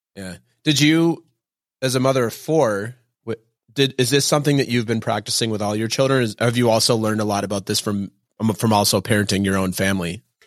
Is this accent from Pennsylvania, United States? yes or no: no; Minnesota, United States; now in New York, United States; I'm from Minnesota. My parents just live in Minneapolis and we live in New York